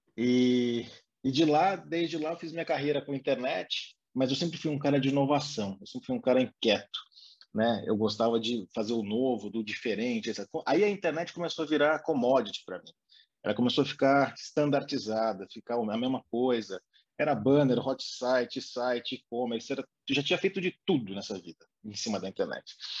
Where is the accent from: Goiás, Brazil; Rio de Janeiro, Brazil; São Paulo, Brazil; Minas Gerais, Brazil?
São Paulo, Brazil; interior of; Eu sou do interior de São Paulo